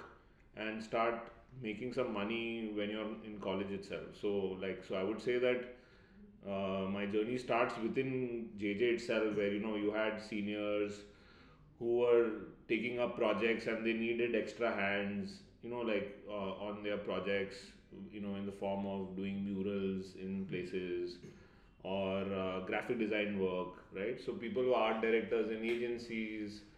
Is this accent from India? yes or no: yes; Mumbai, Maharashtra, India; I grew up in Bombay.